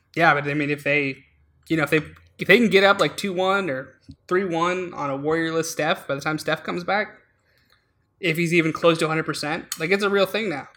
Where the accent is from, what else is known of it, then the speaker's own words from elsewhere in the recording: Alaska, United States; now in Chicago, United States; we're both from Alaska